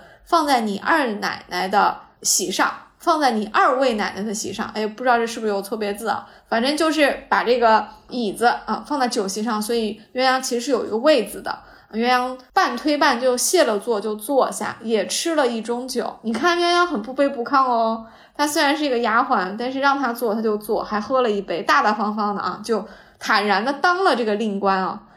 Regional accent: Jiangsu, China; now in Shanghai, China; 我是江苏人啊，我们苏北的麻将和啊，我现在生活的上海的麻将的规则也不一样

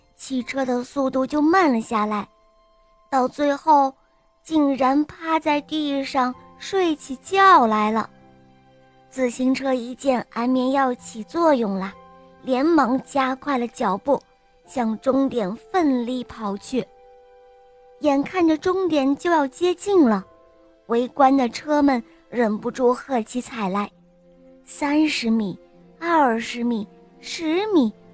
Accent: Shenzhen, Guangdong, China; 我今年五岁了，我来自深圳

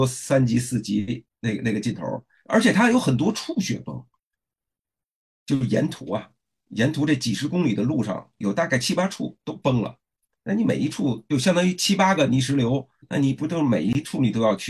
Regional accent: China; 所以现在我们中国人正在深入那些以前的不毛之地

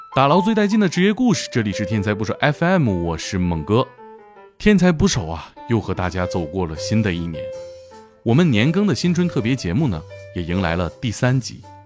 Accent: Shenyang, Liaoning, China; accent: Shenyang dialect; 用我们沈阳话

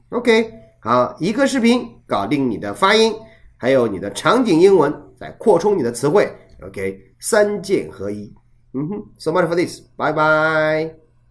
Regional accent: China; 我们作为中国人

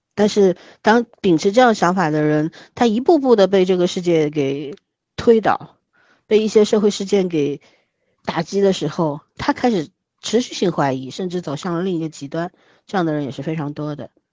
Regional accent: China; 我们中国人啊，嗯。总是习惯性地去，一定要去定义这个爱情必须是什么样子

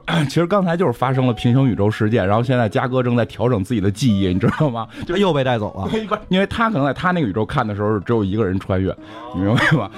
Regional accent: China; 我们是中国人

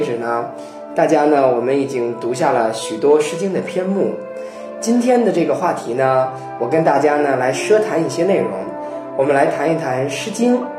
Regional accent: China; 我们中国人

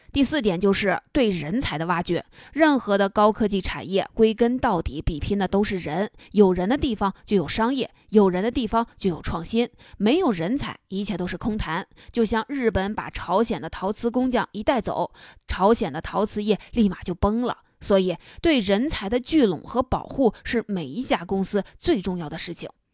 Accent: China; 我们中国人

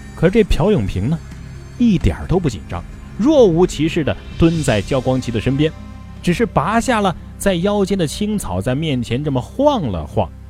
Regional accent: Hubei, China; 我的家乡湖北，同样是在神农架附近

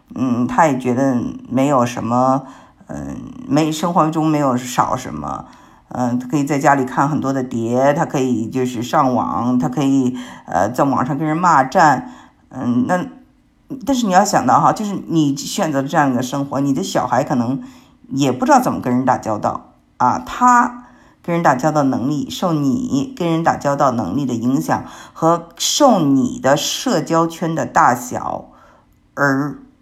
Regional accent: Beijing, China; now in United States; 因为我是北京人

